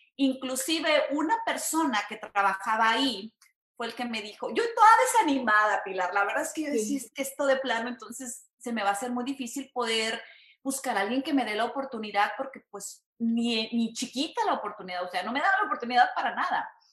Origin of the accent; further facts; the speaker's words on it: San Luis Potosí, Mexico; moved away as an adult; now in Houston, United States; soy de México, soy de San Luis Potosí, México